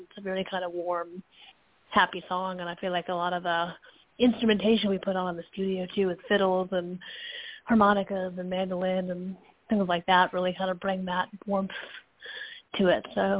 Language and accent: English; Fairfield, Connecticut, United States; moved away; I'm from Connecticut originally, so it definitely is like a plane ride or a full day of driving away to get back home